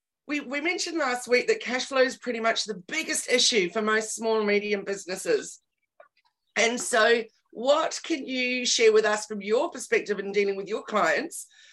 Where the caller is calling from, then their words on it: Bangalow, New South Wales, Australia; I'm zooming in from Bangalore today on the north coast of New South Wales